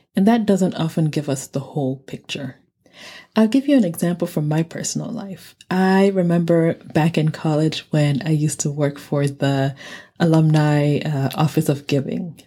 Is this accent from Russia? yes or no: no; Nigeria; moved away; I said I was from Nigeria.